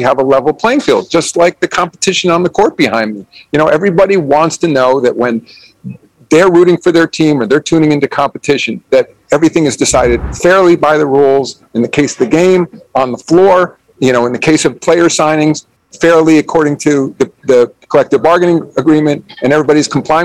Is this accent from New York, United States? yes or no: yes; New York, United States; I grew up in New York, and I grew up a New York Knicks fan